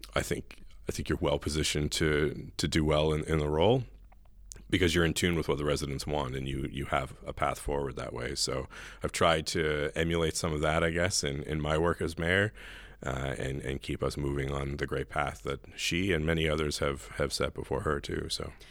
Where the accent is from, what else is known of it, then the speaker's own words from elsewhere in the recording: Riverview, New Brunswick, Canada; also born or lived in Saint John / Hampton; I, I really grew up in Riverview, and this has been my home for, for thirty years now.